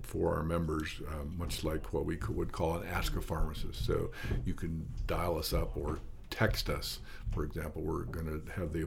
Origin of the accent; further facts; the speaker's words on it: South Dakota, United States; moved away as an adult; now in Montana, United States; I grew up in South Dakota, but moved to Montana during my college years